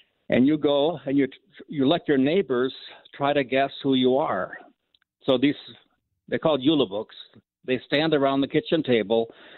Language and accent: English; Minnesota, United States; Okay. I grew up in Minnesota.